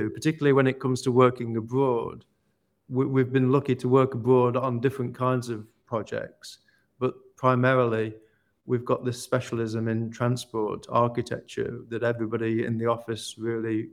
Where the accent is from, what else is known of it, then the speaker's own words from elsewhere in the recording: Ilkeston, East Midlands, United Kingdom; I've just bought an old church in my hometown of Ilkeston in Derbyshire